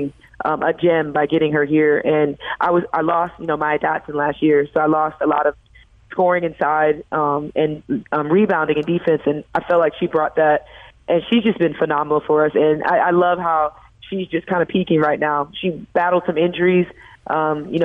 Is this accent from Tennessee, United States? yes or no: no; St. Louis, Missouri, United States; moved away; my hometown